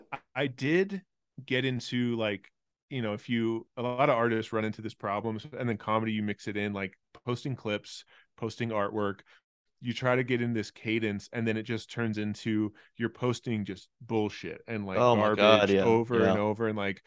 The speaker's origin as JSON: {"language": "English", "region": "California", "country": "United States", "tie": "born there", "also_born_or_lived": "Australia", "said": "So I was born in California, but then moved there when I was 4 to when I was 12 for my dad's job."}